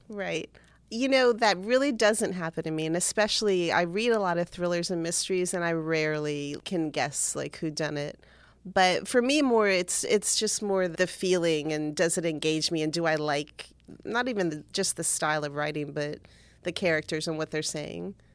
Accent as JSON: {"language": "English", "town": "Cutler Ridge", "region": "Florida", "country": "United States", "tie": "born or raised there", "said": "I grew up in Cutler Ridge, that's in South Florida"}